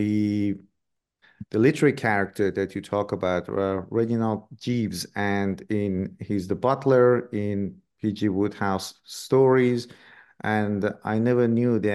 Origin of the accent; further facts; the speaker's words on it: Iran; moved away; I grew up in Iran myself.